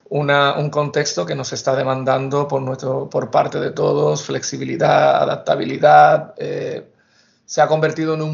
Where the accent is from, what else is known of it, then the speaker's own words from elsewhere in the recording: Seville, Andalusia, Spain; Soy nacido y criado en Sevilla, donde cursé la carrera de, psicología